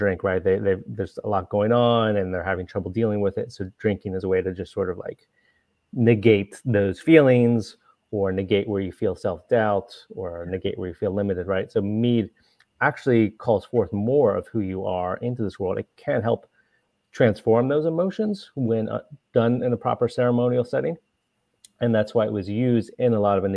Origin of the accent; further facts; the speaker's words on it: Ohio, United States; I grew up in Ohio